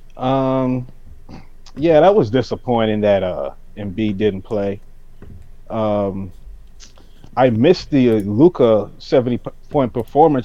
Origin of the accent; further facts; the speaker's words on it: Toronto, Ontario, Canada; growing up in Toronto